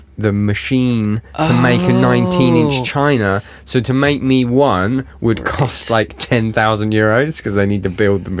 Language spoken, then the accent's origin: English; England, United Kingdom; I'm English